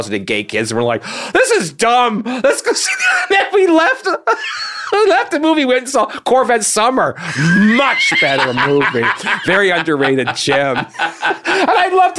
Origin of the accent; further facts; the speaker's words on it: North Bay, Ontario, Canada; moved away; I was born in Canada, Northern Canada, Ontario.